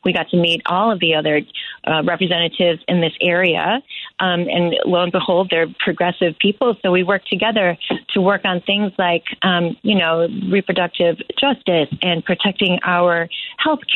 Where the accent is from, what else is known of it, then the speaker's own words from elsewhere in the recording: Chicago, Illinois, United States; I was born on Chicago's South Side to nurses who were who came here from the Philippines as nurses